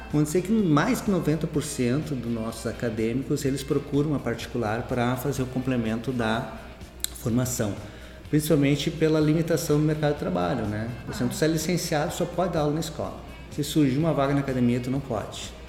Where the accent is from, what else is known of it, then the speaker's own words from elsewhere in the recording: Santa Maria, Rio Grande do Sul, Brazil; eu sou de Santa Maria